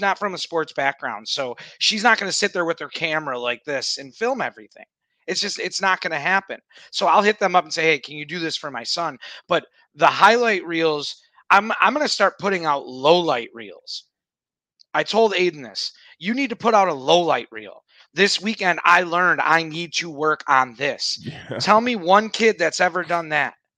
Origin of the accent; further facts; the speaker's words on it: Buffalo, New York, United States; growing up in Buffalo, we played indoor soccer where there were boards.